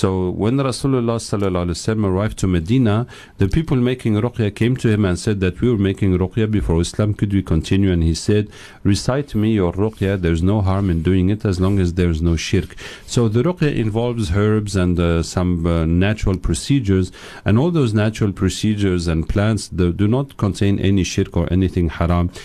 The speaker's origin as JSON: {"language": "English", "country": "Tunisia", "tie": "born or raised there", "also_born_or_lived": "England / France", "moved": "as an adult", "said": "I grew up in Tunisia and England."}